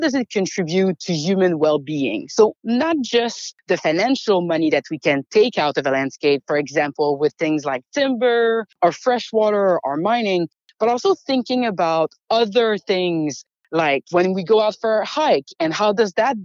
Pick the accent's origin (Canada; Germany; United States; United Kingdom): Canada; As Canadian